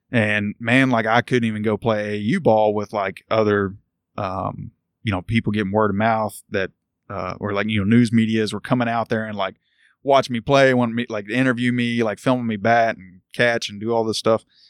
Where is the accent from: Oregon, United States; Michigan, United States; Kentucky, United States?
Kentucky, United States; Louisville; I grew up in Louisville, Valley Station to be exact